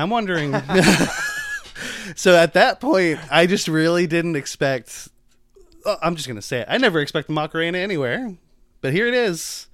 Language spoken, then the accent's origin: English; United States; I'm American